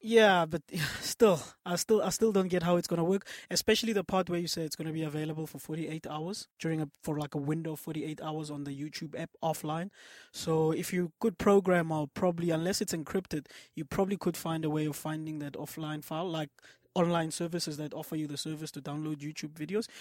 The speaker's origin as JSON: {"language": "English", "country": "South Africa"}